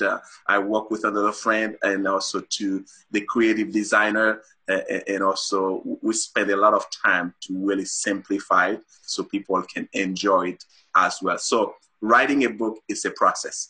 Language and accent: English; Haiti; moved away as an adult; also born or lived in Saint-Marc, Haiti / Port-au-Prince, Haiti; now in Utah, United States; I was born and raised in Haiti